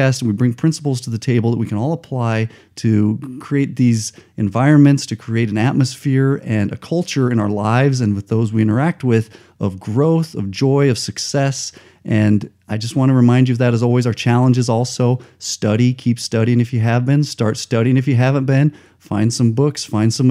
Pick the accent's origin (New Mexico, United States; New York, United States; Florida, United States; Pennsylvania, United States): New Mexico, United States; Albuquerque; moved away; I grew up in Albuquerque